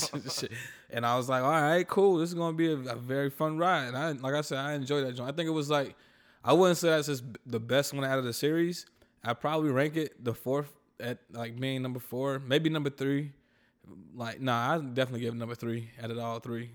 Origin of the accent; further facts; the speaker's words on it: North Carolina, United States; I'm from North Carolina